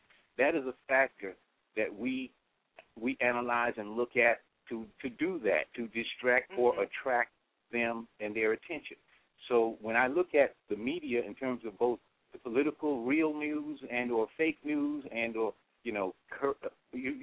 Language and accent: English; New York City, New York, United States; now in Decatur, United States; I grew up in the South Bronx